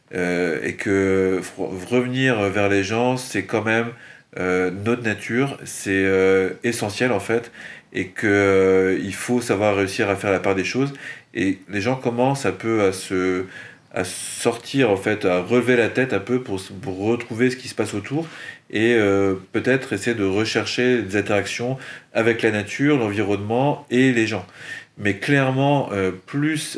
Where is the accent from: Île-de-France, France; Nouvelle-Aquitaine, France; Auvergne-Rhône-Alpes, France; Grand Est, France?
Grand Est, France; a village between Metz and Luxembourg; moved away as an adult; also born or lived in Milwaukee, United States; now in Nantes, France; J'ai grandi euh, dans un bled qui s'appelle euh, le Conaker, entre Metz et le Luxembourg